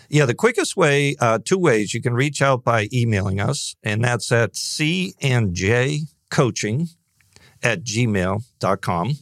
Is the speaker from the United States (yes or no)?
yes; Northeast, United States; growing up in the Northeast